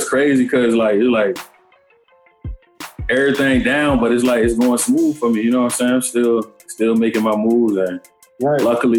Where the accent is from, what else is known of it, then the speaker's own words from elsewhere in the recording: Virginia Beach, Virginia, United States; also born or lived in Durham, North Carolina; I'm from born and raised in Virginia Beach, man. My second home is Durham, North Carolina